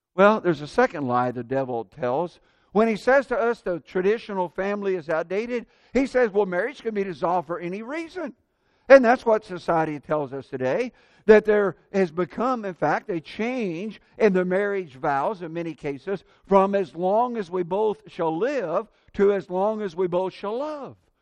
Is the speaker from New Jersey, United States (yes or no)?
no; Central Indiana, United States; moved away as an adult; now in Tampa, United States; my dad did business with other farmers and growing up in Central Indiana